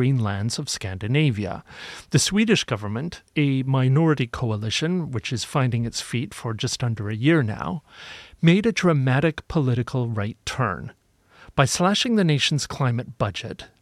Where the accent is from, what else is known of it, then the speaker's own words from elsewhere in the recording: United Kingdom; my home country, the United Kingdom